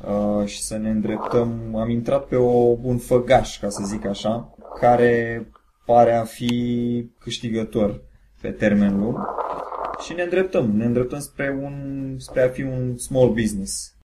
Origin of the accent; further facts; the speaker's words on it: Bacău, Bacău County, Romania; am 35 de ani, sunt din Bacău